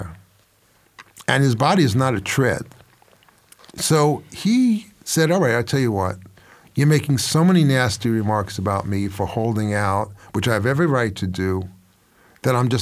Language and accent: English; New York City, New York, United States; moved away; I'm from New York